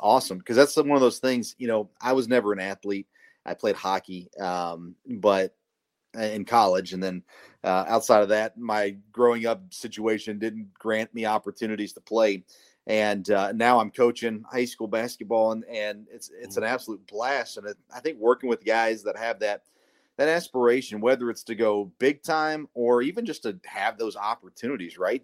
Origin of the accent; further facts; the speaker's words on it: Murfreesboro, Tennessee, United States; now in Kentucky, United States; I grew up in Murfreesboro